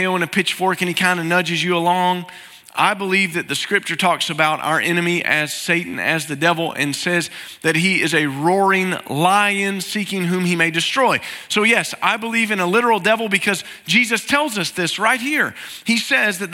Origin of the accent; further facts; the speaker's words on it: East Tennessee, United States; I'm from East Tennessee